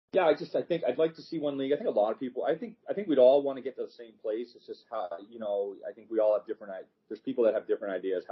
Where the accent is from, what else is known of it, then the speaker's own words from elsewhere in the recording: Niagara, New York, United States; I left Lowell and went to Niagara because that's my hometown area.